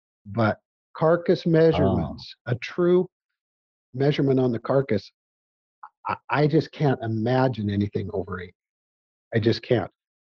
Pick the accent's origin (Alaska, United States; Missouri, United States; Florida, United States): Missouri, United States; I'm not going to tell them they didn't, but I'm from Missouri, man.